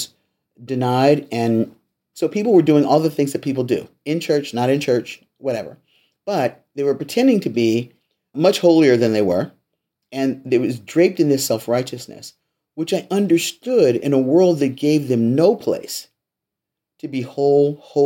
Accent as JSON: {"language": "English", "town": "Los Angeles", "region": "California", "country": "United States", "tie": "born or raised there", "said": "I was raised in the Missionary Baptist Church in Los Angeles"}